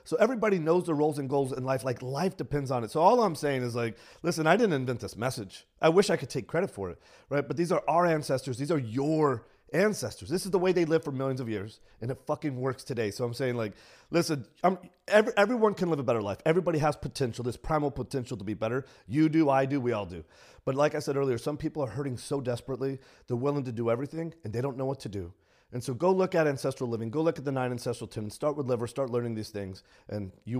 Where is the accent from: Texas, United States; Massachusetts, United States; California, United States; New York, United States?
Texas, United States; San Antonio; It was in San Antonio, not in a good neighborhood in San Antonio.